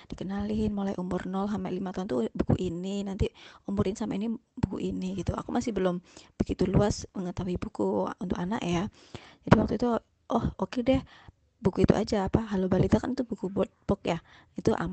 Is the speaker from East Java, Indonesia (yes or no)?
yes; Malang, East Java, Indonesia; E, perkenalkan … saya dari Malang.